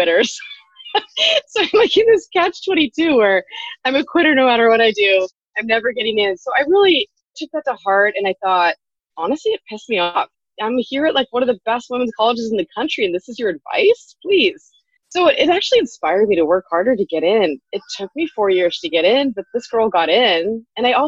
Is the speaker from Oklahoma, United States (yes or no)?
no; California, United States; moved away as an adult; now in Hawaii, United States; I'm from California